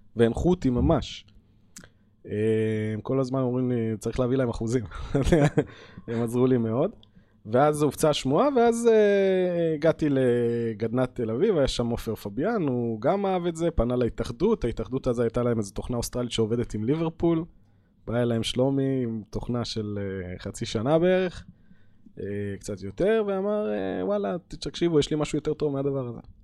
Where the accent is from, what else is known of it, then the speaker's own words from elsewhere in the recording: Hadera, Haifa District, Israel; אני בתור ילד ששיחק כדורגל בחדרה בשכונה